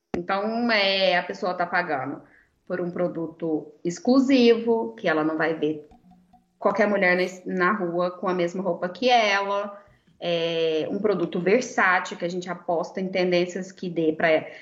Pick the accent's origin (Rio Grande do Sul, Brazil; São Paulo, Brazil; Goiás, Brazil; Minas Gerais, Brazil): Goiás, Brazil; Goiânia; eu sou de Goiânia